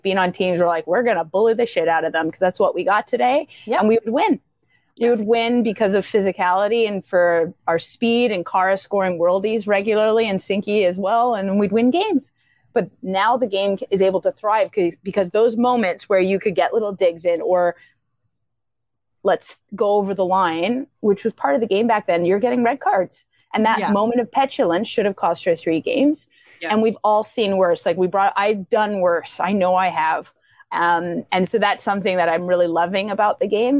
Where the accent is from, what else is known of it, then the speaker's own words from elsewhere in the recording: Canada; we're Canadian